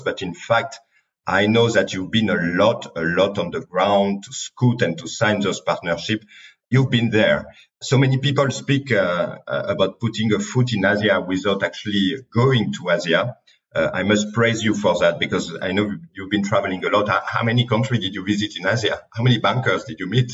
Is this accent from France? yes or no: yes; France; accent: French; English is a second language; my French accent.